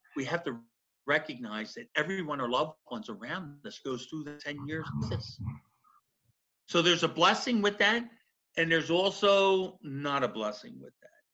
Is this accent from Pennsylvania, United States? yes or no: yes; Philadelphia, Pennsylvania, United States; specifically South Philly. So that's where my Southern comes from